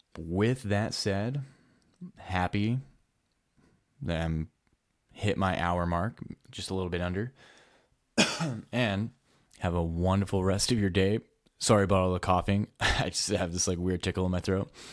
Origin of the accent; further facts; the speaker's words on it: Edmonton, Alberta, Canada; I'm from Edmonton, Alberta. It gets really cold up here